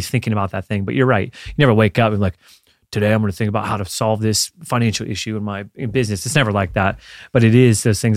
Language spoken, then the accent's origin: English; Florida, United States; growing up in Florida